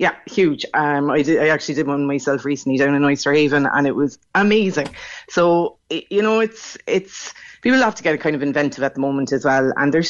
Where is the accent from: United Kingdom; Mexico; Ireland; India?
Ireland; Crosshaven, Munster; I grew up in Crosshaven in Carrigaline, and we all said Novel